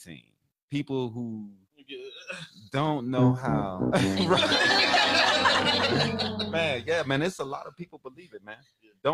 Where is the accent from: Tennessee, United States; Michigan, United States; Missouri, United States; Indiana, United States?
Missouri, United States; St. Louis; also born or lived in Illinois; now in Phoenix, United States; I'm from St. Louis.